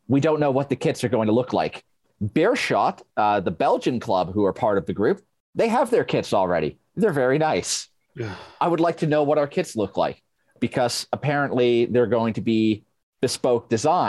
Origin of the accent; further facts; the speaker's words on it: Yorkshire and the Humber, United Kingdom; moved away; I'm a man from South Yorkshire